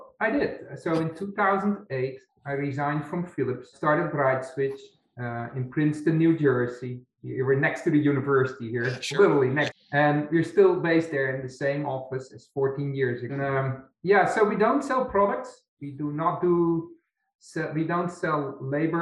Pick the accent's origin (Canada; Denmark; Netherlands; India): Netherlands; English is a second language; moved away as an adult; also born or lived in Poland / Belgium; now in United States; I'm from the Netherlands. I grew up there